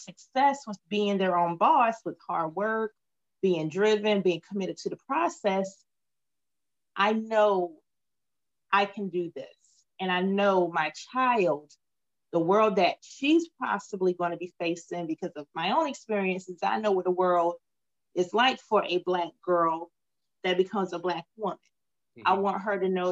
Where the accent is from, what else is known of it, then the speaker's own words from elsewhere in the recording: Wilmington, North Carolina, United States; also born or lived in Queens, New York / Greensboro / Washington, District of Columbia, United States; I was born in Queens, New York, lived there for a few years. My family moved down to Wilmington. I attended grade school here, finished grade school here